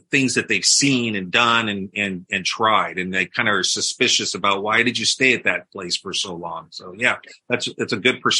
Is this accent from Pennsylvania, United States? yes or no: yes; Philadelphia, Pennsylvania, United States; I grew up in Philly.